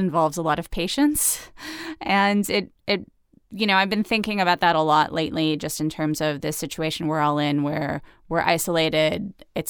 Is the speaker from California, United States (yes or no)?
yes; Los Angeles, California, United States; also born or lived in Chicago; I grew up in Los Angeles